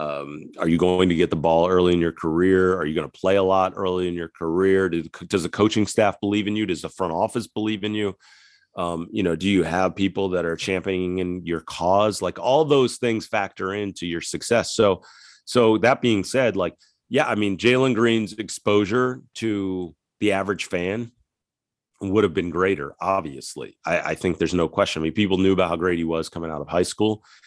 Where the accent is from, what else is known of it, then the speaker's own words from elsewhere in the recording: West Chester, Pennsylvania, United States; moved away; also born or lived in Ithaca, New York; I grew up outside of Philadelphia, Westchester, P